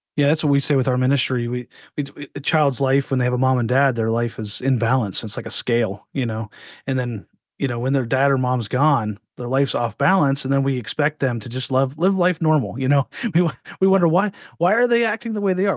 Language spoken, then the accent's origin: English; Altoona, Pennsylvania, United States; I grew up in Altoona, Pennsylvania.